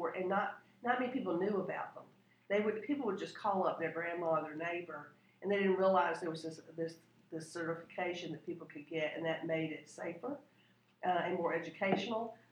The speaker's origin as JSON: {"language": "English", "town": "Augusta", "region": "Georgia", "country": "United States", "tie": "born or raised there", "moved": "as an adult", "lives_now": "Louisville, United States", "said": "I grew up in Augusta, Georgia, and the league was a prominent organization in that town"}